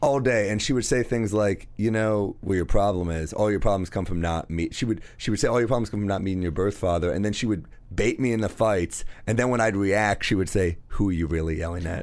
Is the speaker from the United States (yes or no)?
yes; New York City, New York, United States; I grew up in New York City